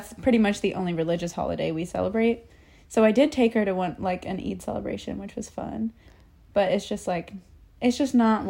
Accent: Chattanooga, Tennessee, United States; now in Bronx, New York, United States; I grew up in a town in Tennessee, Chattanooga, to be exact. I was born, I was raised there, spent my whole childhood there.

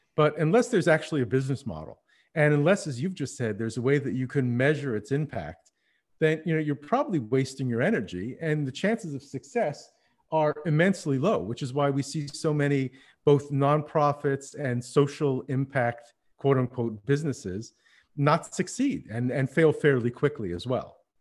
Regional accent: Montreal, Quebec, Canada; moved away as an adult; also born or lived in Berlin / Paris; Now, I'm living in Montreal, which is where we settled after coming back from Berlin. It's my hometown

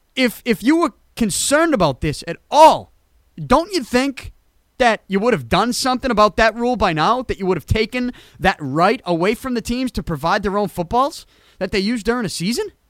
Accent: New England, United States; if I was not from New England, if I did not grow up a Patriots fan

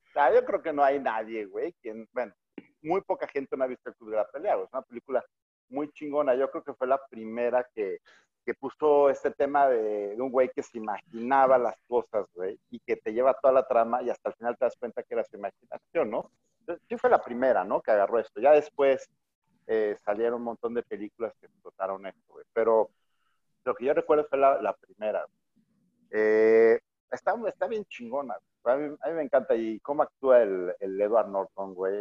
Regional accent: Mexico City, Mexico; now in Monterrey, Mexico; yo soy chilango

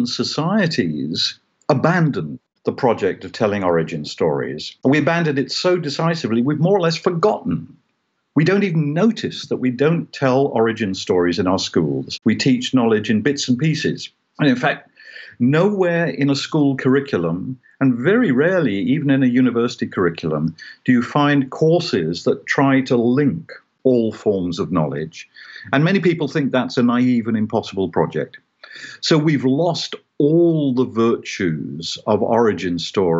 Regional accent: United Kingdom; I grew up in Britain in a Christian culture

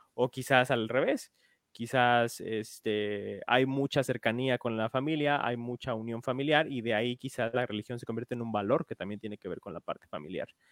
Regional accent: Mexico; como mexicanos

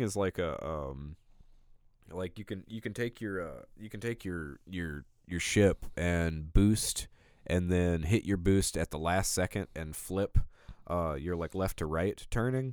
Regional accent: Alabama, United States; I'm from Alabama.

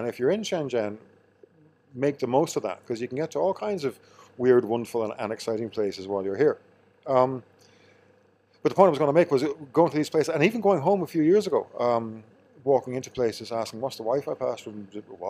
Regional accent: County Meath, Ireland; No, I'm from Meath.

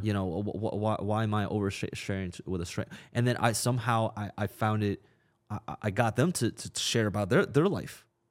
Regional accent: China; now in United States; I was born in China

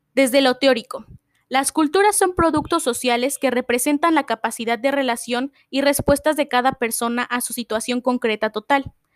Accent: Mexico; nos hace identificarnos como mexicanos

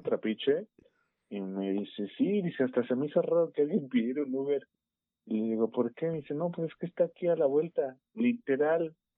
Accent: Mexico City, Mexico; accent: chilango; se nota nuestro acento bien cañón

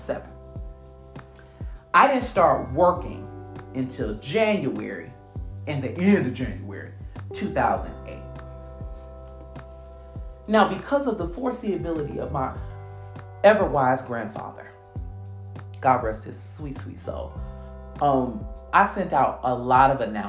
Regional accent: Michigan, United States

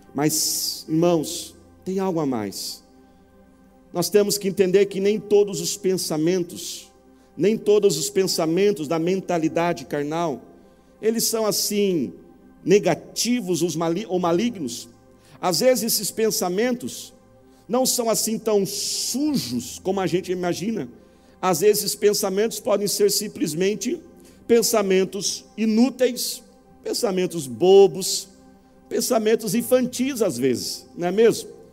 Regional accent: Brazil; Todos nós, como brasileiros

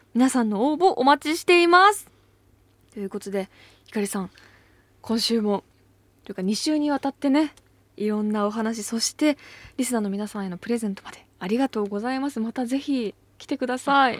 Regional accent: Ebetsu, Hokkaido, Japan; moved away as an adult; now in Tokyo, Japan; 私北海道出身なんですけど

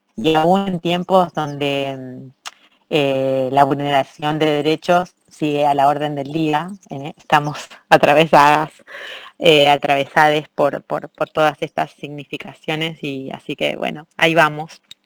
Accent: Rosario, Santa Fe, Argentina; moved away as an adult; now in Barcelona, Spain; Argentina, de donde vengo, no solamente Rosario, que es mi ciudad de origen

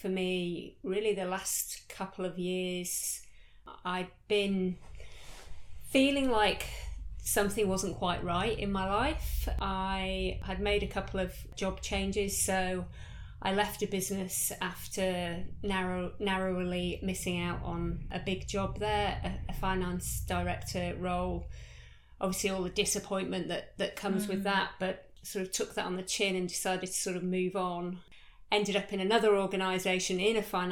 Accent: United Kingdom; moved away as an adult; now in Australia; I started off life back in the UK, as you can tell from my accent

